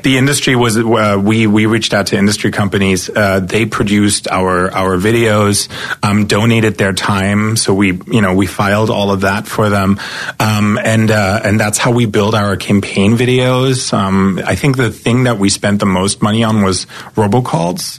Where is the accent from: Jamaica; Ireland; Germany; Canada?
Germany; East Germany; born or raised there; moved away as an adult; now in Los Angeles, United States